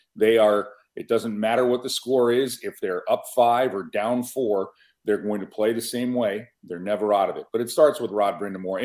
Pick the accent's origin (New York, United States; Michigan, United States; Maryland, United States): New York, United States; Buffalo; The Natural, filmed in my hometown of Buffalo, New York